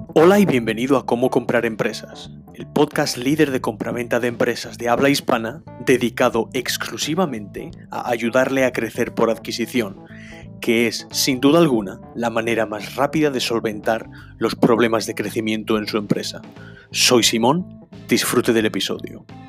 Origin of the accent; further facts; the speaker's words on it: Madrid, Community of Madrid, Spain; moved away; also born or lived in England; soy mitad inglés, mitad español, eh, nací en Madrid, me desarrollé en, Inglaterra